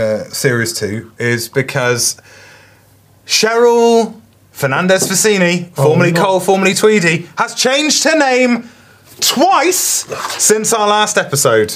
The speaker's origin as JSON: {"language": "English", "country": "United Kingdom", "said": "we're British"}